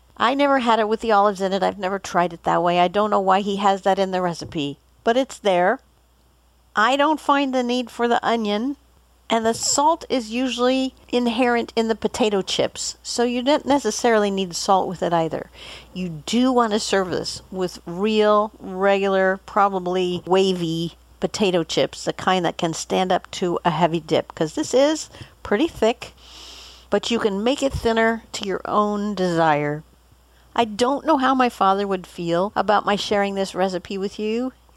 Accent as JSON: {"language": "English", "town": "Boulder", "region": "Colorado", "country": "United States", "tie": "born or raised there"}